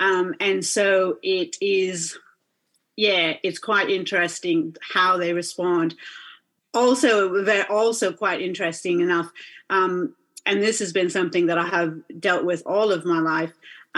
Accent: Washington, United States; accent: American Aussie hybrid; now in Perth, Australia; I do have a bit of a funky American Aussie hybrid blend accent going. So I am originally from Washington State. However, I've been here in Perth, Western Australia for over 20 years now.

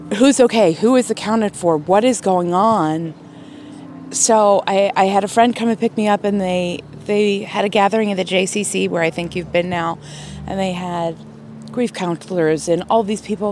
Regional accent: Pittsburgh, Pennsylvania, United States; I'm from Pittsburgh

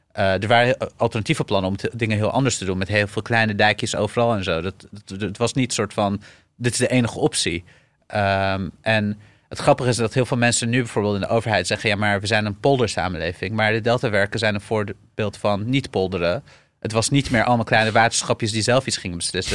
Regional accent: Syria; now in Netherlands; ik ben geboren in Syrië

